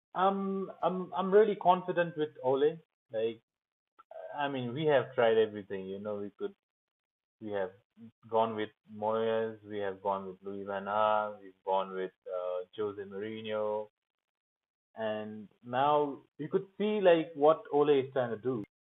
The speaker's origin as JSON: {"language": "English", "town": "Kalimpong", "region": "West Bengal", "country": "India", "tie": "born or raised there", "said": "I grew up in India"}